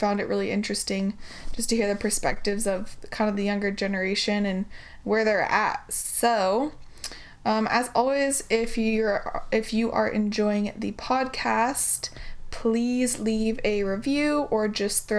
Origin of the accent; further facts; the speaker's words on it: Portland, United States; moved away as an adult; also born or lived in California; we're all from Portland